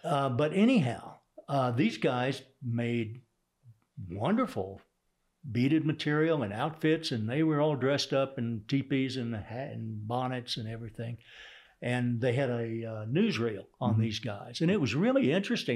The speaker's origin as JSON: {"language": "English", "town": "Houston", "region": "Texas", "country": "United States", "tie": "born or raised there", "also_born_or_lived": "Sand Springs, Oklahoma", "accent": "Texas", "said": "I grew up in Texas."}